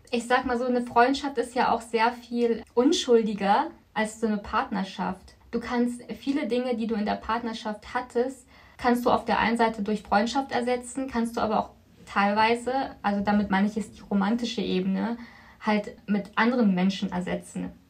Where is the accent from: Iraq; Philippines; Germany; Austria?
Philippines; moved away; ich komme von den Philippinen, also bin ich aus dem asiatischen Kulturkreis. Und ja. wie bist du sozialisiert, religiös? Ich bin auf dem Papier katholisch, römisch-katholisch, aber ich bin nicht gläubisch